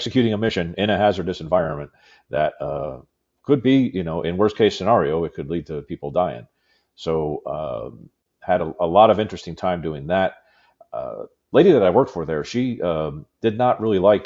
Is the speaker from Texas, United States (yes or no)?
yes; Houston, Texas, United States; also born or lived in Austin, Texas; now in Surfside Beach, United States; I'm from Houston, Texas. That's my hometown